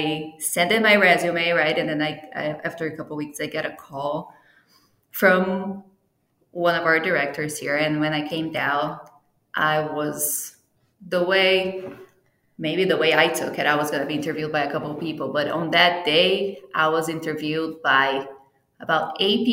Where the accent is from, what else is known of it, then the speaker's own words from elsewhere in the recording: Brazil; first language Portuguese; English is a second language; moved away as an adult; also born or lived in Italy (ancestry); now in United States; I am actually from Brazil, and I moved here for my master's degree